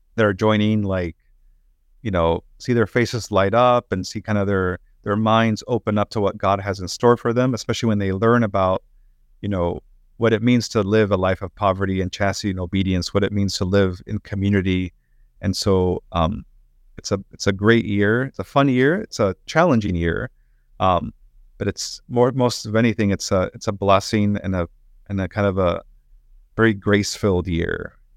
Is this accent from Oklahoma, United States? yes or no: yes; Oklahoma City, Oklahoma, United States; moved away as an adult; also born or lived in Michigan / Fort Worth; now in Dallas, United States; I grew up in Oklahoma City in a parish run by Discalced Carmelites